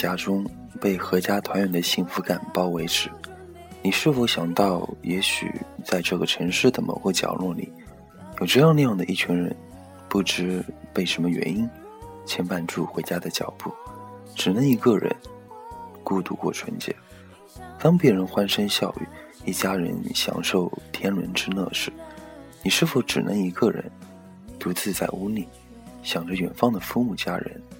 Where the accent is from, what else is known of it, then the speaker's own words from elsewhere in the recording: Taizhou, Jiangsu, China; 呃，我自己是泰州人，江苏泰州，不是浙江台州。很多朋友都以为我是台州的，呃，普通话不标准，硬上。